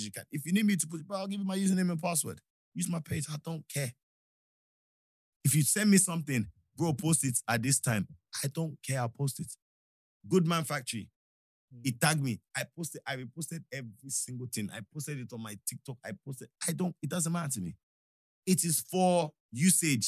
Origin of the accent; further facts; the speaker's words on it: Nigeria; now in United Kingdom; I'm a Nigerian first before anything. British, yes